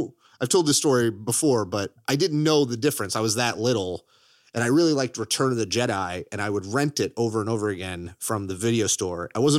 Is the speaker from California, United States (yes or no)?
yes; Modesto, California, United States; I'm from Modesto, California. I like to say that before I have any interview. I'm from Modesto, California.